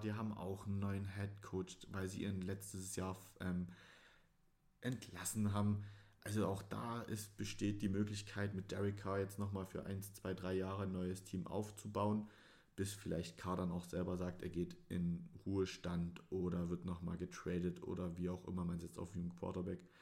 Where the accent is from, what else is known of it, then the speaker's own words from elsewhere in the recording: Dresden, Saxony, Germany; ich bin Sachse, um es genau zu nehmen, Dresdner